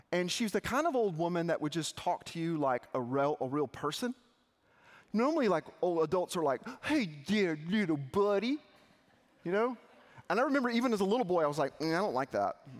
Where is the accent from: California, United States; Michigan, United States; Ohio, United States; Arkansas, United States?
Arkansas, United States; I grew up in Arkansas.